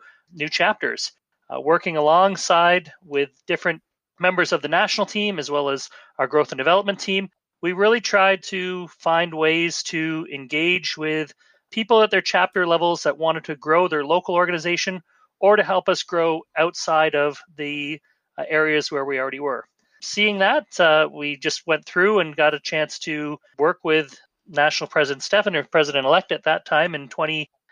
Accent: St. Catharines, Ontario, Canada; my hometown of in St. Catharines, Niagara Falls

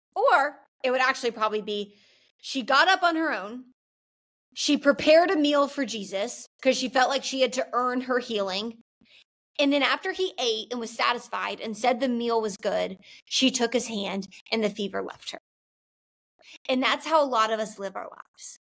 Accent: the South, United States; I'm from the South

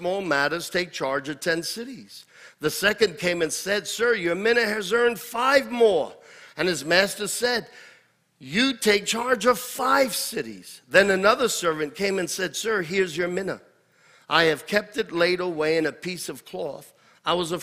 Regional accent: United States; I am not an American first.

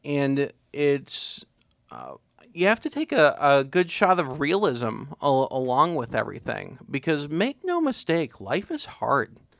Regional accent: Uhrichsville, Ohio, United States; I'm born and raised in Yuricksville

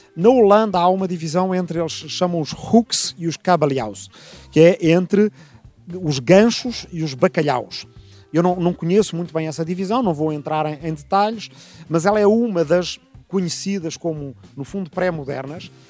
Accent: Lisbon, Portugal; also born or lived in Arrifana; nasci aqui em Lisboa em 1972, ainda dois anos antes da Revolução Democrática, portanto, ainda em tempo de ditadura em Portugal. Eh, cresci entre Lisboa, a capital, e uma pequena aldeia

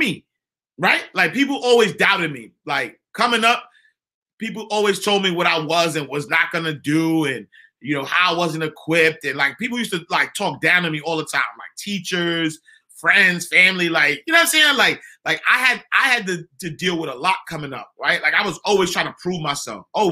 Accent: New York City, New York, United States; I'm from 129th Street and 8th Avenue. I'm from the St. Nicholas Project.

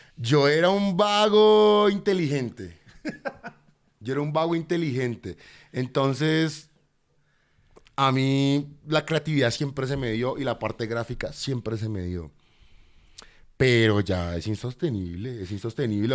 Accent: Bogotá, Bogotá Capital District, Colombia; also born or lived in Cartagena, Colombia / Buenos Aires, Argentina; mi, barrio que es el modelo donde yo siempre crecí, desde los nueve años que le digo que llegué de Argentina

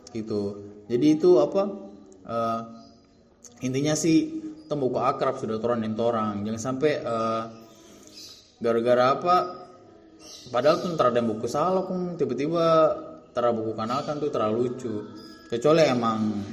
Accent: Ternate, North Maluku, Indonesia; kita tuh besar di Ternate terhadap tuh jadi kayak Ternate tuh kayak tapi rumah lagi dalam arti meh Tong tinggal di situ sudah sudah kayak tompi tanah kelahiran Ternate memang kita lahir di situ

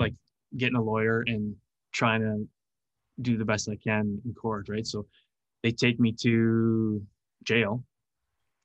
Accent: Canada; I'm from Canada

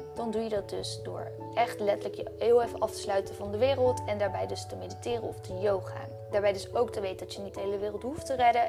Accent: Netherlands; now in Bali, Indonesia; Nederland is niet echt mijn thuisland

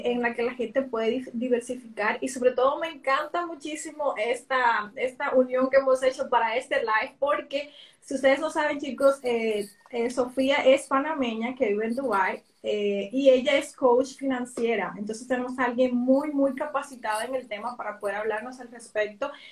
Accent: Dominican Republic; Por ejemplo, en mi país, República Dominicana

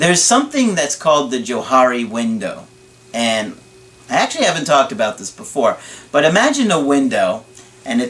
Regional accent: Long Island, New York, United States; I'm from Long Island, New York.

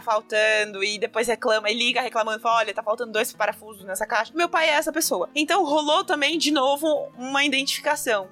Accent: Brazil; sou do Brasil

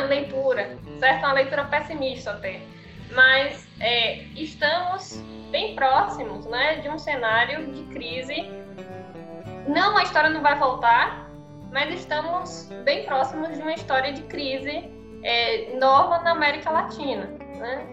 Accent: Brazil

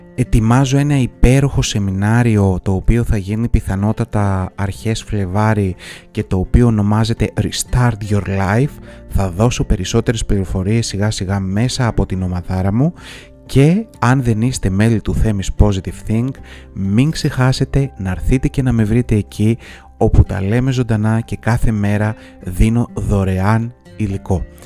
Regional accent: Greece; ως Έλληνες

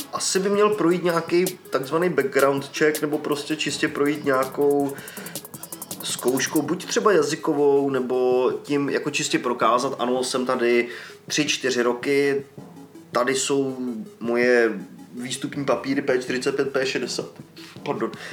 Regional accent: Czechia; now in United Kingdom; u nás v České republice

